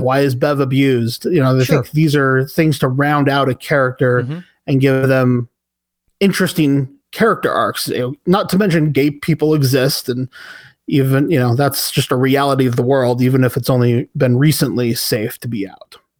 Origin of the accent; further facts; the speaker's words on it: United States; speaking as a American citizen